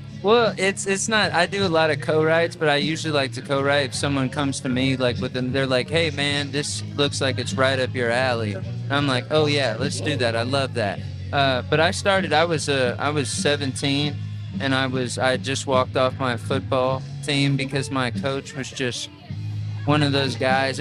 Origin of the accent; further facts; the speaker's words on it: San Antonio, Texas, United States; moved away as an adult; also born or lived in Nashville, Tennessee; I'm from San Antonio, Texas. I lived in Nashville for 10 years